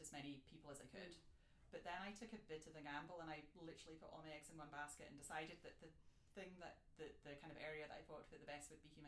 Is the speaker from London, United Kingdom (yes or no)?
no; Scotland, United Kingdom; moved away as an adult; I'm from Scotland, and I did law as an undergrad